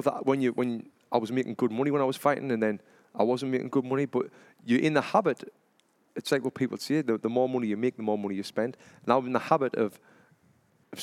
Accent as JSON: {"language": "English", "town": "Sunderland", "region": "North East England", "country": "United Kingdom", "moved": "as an adult", "said": "I come from Sunderland in England"}